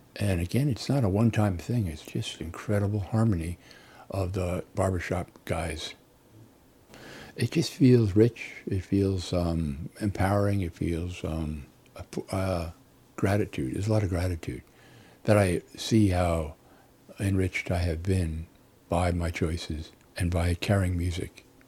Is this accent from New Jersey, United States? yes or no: yes; New Jersey, United States; also born or lived in Illinois; now in Arizona, United States; I grew up in New Jersey and moved to Illinois, then Arizona